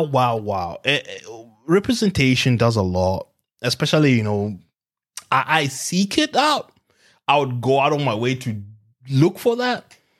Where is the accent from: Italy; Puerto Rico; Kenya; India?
Kenya; now in Australia; growing up in Africa